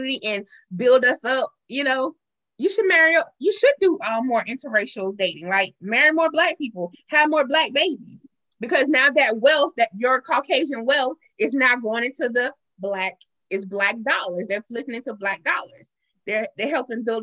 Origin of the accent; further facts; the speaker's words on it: Marion, South Carolina, United States; also born or lived in Columbia, South Carolina; I'm born and raised in South Carolina, a small rural town in South Carolina